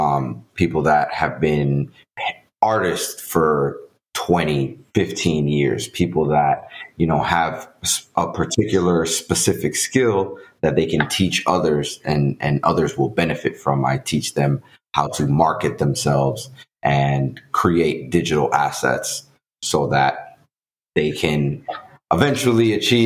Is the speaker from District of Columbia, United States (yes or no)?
no; New York City, New York, United States; English is a second language; also born or lived in Dominican Republic; Yeah. So I'm originally from the Dominican Republic. My parents brought me to New York City as a child. And so I grew up in the Bronx, in the jungle of New York City.